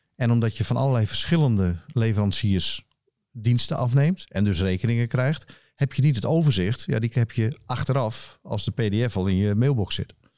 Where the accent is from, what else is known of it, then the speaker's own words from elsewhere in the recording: Friesland, Netherlands; also born or lived in Rotterdam; veel mensen weten dat ik een, eh, een Fries ben. Ik ben geboren in Rotterdam, wat de meeste mensen niet weten. Maar sinds eh, anderhalf, op mijn anderhalfde ging ik naar Friesland